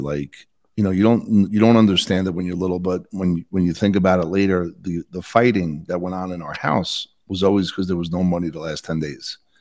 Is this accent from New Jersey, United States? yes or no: yes; Bayonne, New Jersey, United States; now in Utah, United States; I grew up in Bayonne, New Jersey, twelve miles outside of Manhattan.